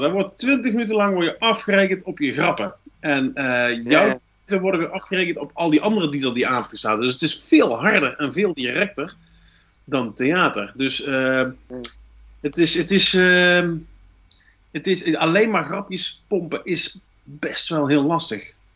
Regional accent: North Brabant, Netherlands; accent: Brabants; We hebben een heel toegankelijk accent, eh, tongval, die ehm, nogal vlug als grappig gezien wordt.

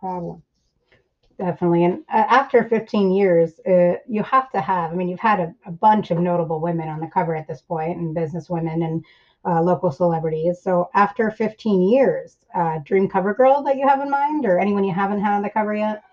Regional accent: New York City, New York, United States; moved away as an adult; now in San Diego, United States; I was born in Flushing, New York, and grew up there, spent most of my life there.

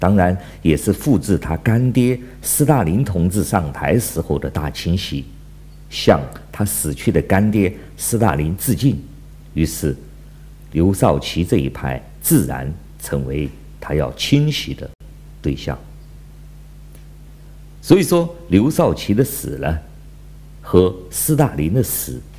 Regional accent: China; 我是来自中国大陆的

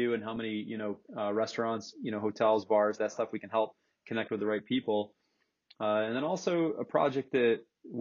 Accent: Corning, New York, United States; also born or lived in Florida; I split time in Corning, New York. That's really where I hail and call my hometown.

